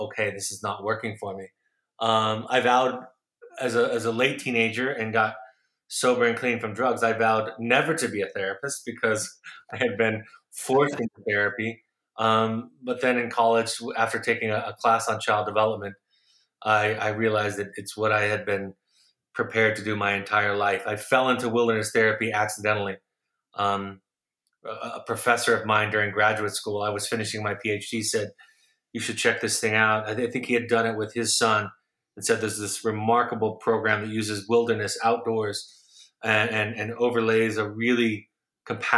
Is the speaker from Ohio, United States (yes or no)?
no; Los Angeles, California, United States; also born or lived in Orange County, California; I grew up in Southern California, Los Angeles and Orange County